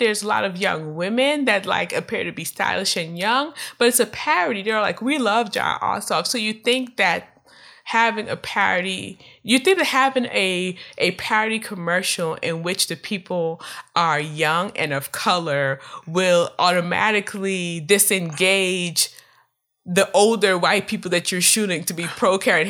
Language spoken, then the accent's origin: English; California, United States; not because I'm from California, but making light of the opinions of people who are like me